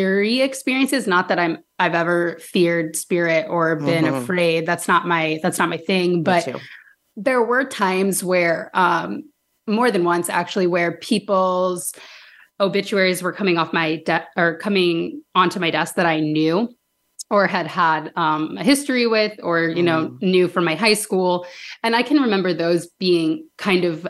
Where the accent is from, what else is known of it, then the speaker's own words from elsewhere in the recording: Danville, Illinois, United States; I grew up in Danville, Illinois